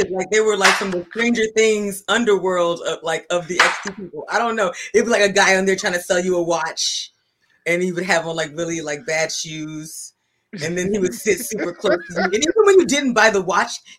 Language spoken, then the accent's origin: English; Washington, District of Columbia, United States; I'm from DC. I'm from here. I was born here.